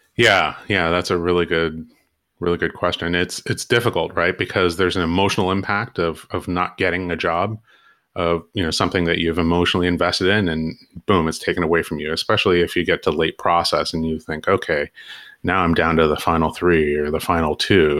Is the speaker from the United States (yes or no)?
yes; Southern California, United States; I grew up in Southern California